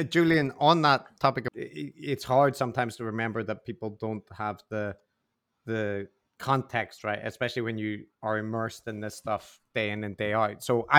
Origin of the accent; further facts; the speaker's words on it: Northern Ireland, United Kingdom; accent: Northern Irish; I used to have a Northern Irish accent, but it's kind of created very hard for people to detect